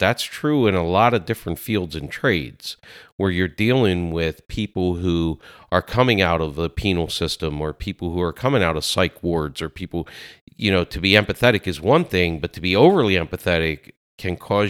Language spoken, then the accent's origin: English; Lancaster, Pennsylvania, United States; no, I was born in Lancaster, Pennsylvania.